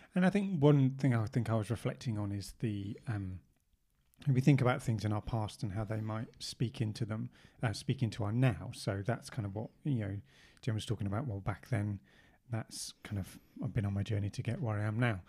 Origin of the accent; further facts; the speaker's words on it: England, United Kingdom; we're English